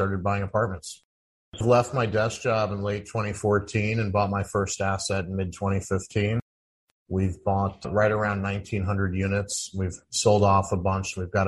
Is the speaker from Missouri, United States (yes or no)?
yes; St. Louis, Missouri, United States; I grew up in St. Louis, Missouri